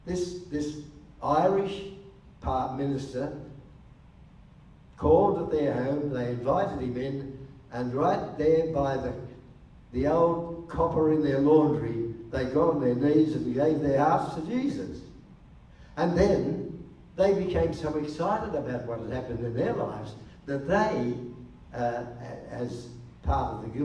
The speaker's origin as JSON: {"language": "English", "town": "Canberra", "region": "Australian Capital Territory", "country": "Australia", "said": "I said, \"Oh, I come from Canberra, Wal.\""}